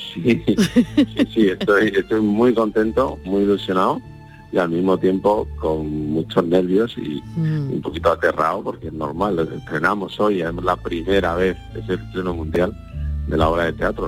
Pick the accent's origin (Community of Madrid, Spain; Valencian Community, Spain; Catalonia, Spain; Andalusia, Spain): Andalusia, Spain; accent: Andalusian; nuestro acento andaluz